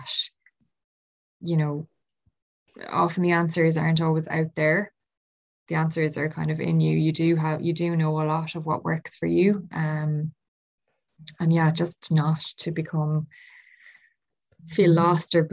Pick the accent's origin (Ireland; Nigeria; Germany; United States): Ireland; I'm Irish